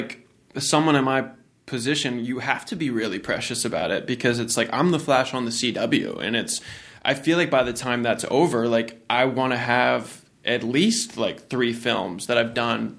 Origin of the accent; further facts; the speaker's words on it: Virginia Beach, Virginia, United States; That was my only like gateway to film and TV when I grew up in Norfolk, Virginia Beach, Virginia.